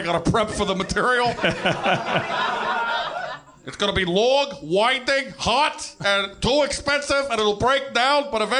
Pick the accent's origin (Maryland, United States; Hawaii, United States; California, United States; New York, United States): New York, United States; Brooklyn; and I'm from Brooklyn.